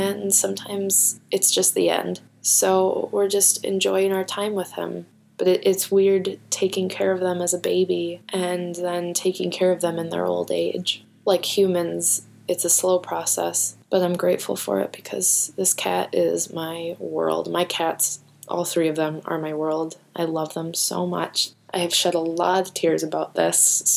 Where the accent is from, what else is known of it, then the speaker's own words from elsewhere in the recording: Minnesota, United States; I'm such a Minnesotan.